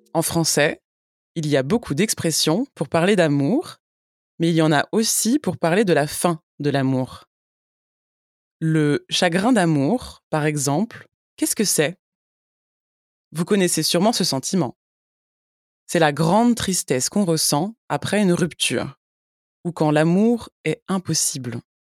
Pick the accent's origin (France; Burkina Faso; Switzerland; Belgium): France; Je suis française